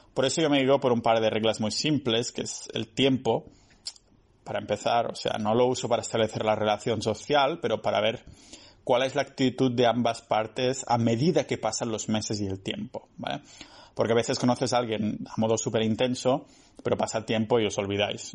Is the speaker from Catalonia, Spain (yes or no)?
yes; a town near Barcelona, Catalonia, Spain; moved away; mi pueblo cerca de, de Barcelona